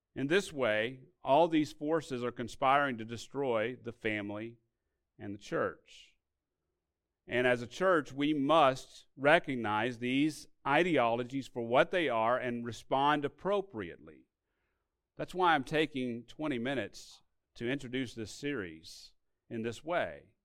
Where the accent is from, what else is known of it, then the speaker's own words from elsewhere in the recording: Arkansas, United States; My family, when I grew up in Arkansas, received aid from these government sources